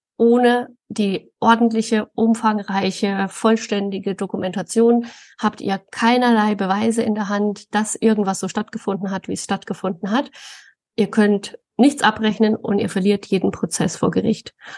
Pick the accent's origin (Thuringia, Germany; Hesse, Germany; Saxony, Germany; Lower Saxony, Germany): Thuringia, Germany; Thuringian Forest, Germany; now in Coburg, Germany; ich bin im, im Thüringer Wald aufgewachsen